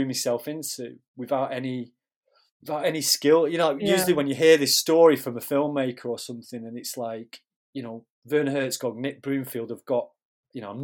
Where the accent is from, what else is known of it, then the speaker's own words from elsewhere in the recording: Manchester, North West England, United Kingdom; moved away as an adult; also born or lived in Newcastle; I'm from Manchester originally